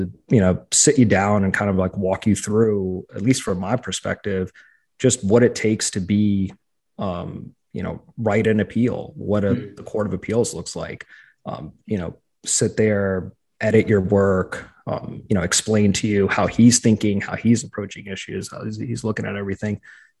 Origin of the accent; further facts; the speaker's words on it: New York, United States; accent: New York; My family tells me that I've lost my New York accent.